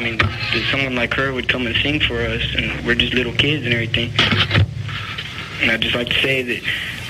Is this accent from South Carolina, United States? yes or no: no; Lake Jackson, Texas, United States; now in Rockport, United States; I lived in Lake Jackson with her.